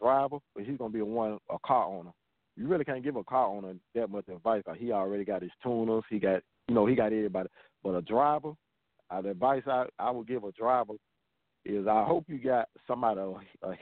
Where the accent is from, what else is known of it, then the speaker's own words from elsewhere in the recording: Tuskegee, Alabama, United States; now in Columbus, United States; I'm originally from Tuskegee, and I've been in Columbus like 23 years